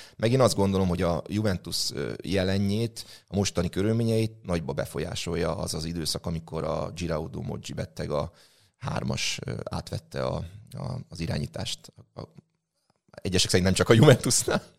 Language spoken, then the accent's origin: Hungarian; Nyíregyháza, Szabolcs-Szatmár-Bereg, Hungary; én nyíregyházi vagyok